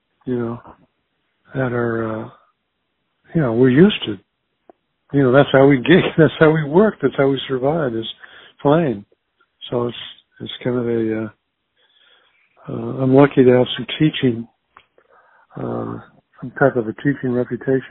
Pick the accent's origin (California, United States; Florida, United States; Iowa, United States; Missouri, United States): Iowa, United States; Earlham and Jefferson; moved away; also born or lived in Des Moines, Iowa; I was born in Des Moines and raised in Earlham and Jefferson, Iowa, small little farming communities